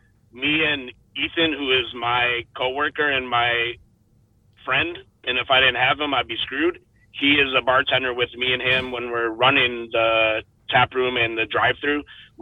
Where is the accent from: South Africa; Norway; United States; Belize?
United States; Evanston, Illinois; So, growing up in Evanston, me and Josh went to high school together.